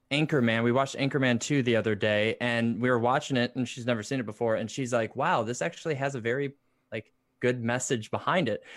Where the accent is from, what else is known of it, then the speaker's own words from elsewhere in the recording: Michigan, United States; now in Indiana, United States; we're actually from Michigan.